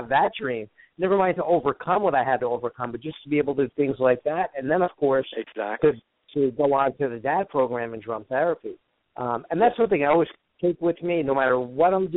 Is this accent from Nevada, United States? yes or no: no; Woodbridge Township, New Jersey, United States; New Jersey, where I grew up in Woodbridge Township. That's originally where I grew up